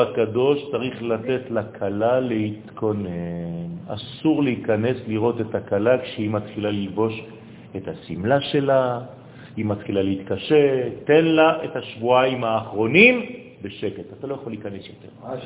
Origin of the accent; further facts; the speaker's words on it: Israel; אני נולדתי פה